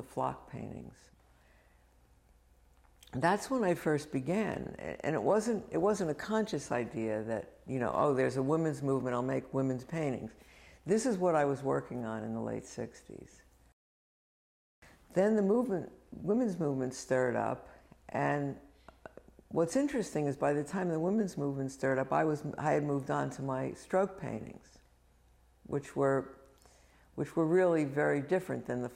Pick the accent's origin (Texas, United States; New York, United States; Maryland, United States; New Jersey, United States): New Jersey, United States; Highland Park; a working class, sort of lower middle class family in Highland Park, New Jersey